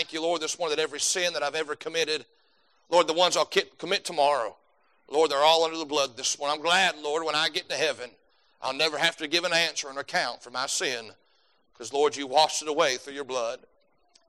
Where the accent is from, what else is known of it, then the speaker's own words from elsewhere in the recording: United States; you go anywhere as an American